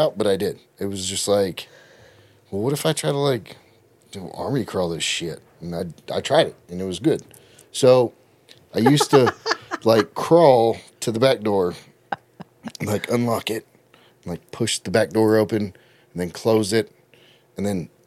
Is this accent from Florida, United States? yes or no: no; Lawton, Oklahoma, United States; I was born in Lawton.